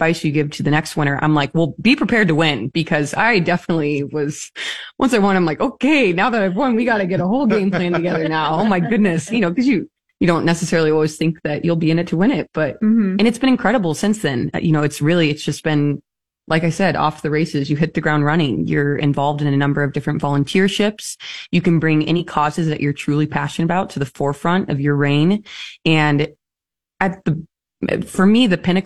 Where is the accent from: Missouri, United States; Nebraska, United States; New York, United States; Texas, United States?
Nebraska, United States; Lincoln; moved away as an adult; also born or lived in Chicago / St. Louis / Washington, D.C.; now in Omaha, United States; I was raised in Lincoln and a Pius High School grad. I absolutely adored living and growing up there